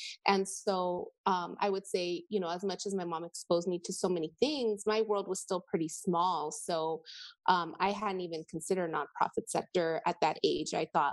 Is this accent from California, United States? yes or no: yes; Los Angeles, California, United States; also born or lived in San Francisco; I was born in San Francisco, but I consider myself a native Angelina because I was in San Francisco for 1 year